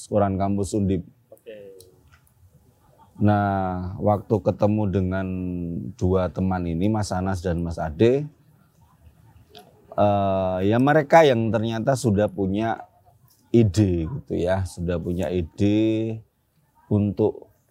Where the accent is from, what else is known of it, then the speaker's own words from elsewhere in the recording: Yogyakarta, Special Region of Yogyakarta, Indonesia; kebetulan ya karena saya asli Jogja begitu kan.